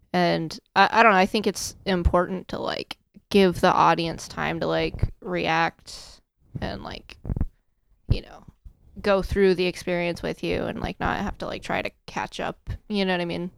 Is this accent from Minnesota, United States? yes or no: no; Storm Lake, Iowa, United States; now in Indiana, United States; I'm from Storm Lake, Iowa